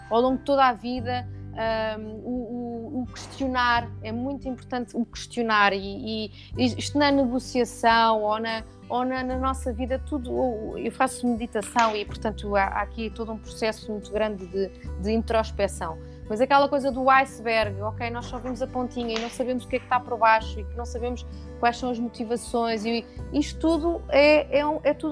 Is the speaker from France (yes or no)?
yes; France; eu {S1} estou no e sou francês. Epá, e foi uma. Um, é um, Bah, a França é um Estado social, não é?